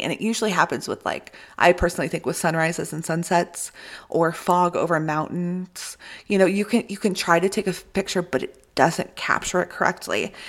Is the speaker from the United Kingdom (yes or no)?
no; Midwest, United States; we're both from the Midwest